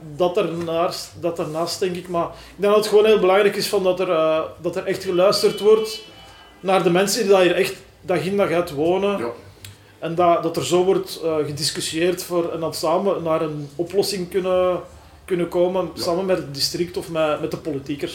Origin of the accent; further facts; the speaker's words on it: Leuven, Flanders, Belgium; moved away as an adult; also born or lived in Borgerhout, Antwerp; now in Antwerp, Belgium; ik ben uit Leuven afkomstig en ehm, ik woon hier nu denk ik een, een 11, 12 jaar op het Laar in mhm. Borgerhout.